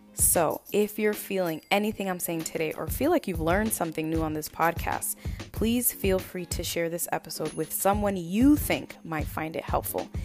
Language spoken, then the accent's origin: English; Lynn, Massachusetts, United States; moved away as an adult; now in New York, United States; I am originally from Lynn, Massachusetts, and actually moved to New York